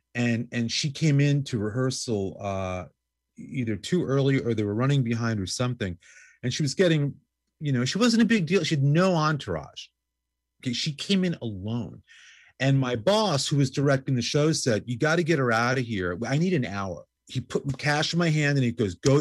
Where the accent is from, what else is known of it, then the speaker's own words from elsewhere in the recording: New York City, New York, United States; I grew up in New York, going to CBGBs, in started going there in like 1977 while in high school